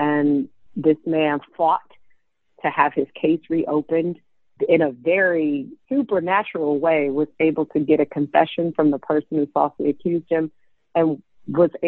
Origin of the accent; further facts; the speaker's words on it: Detroit, Michigan, United States; growing up in Detroit in the late 80s, early 90s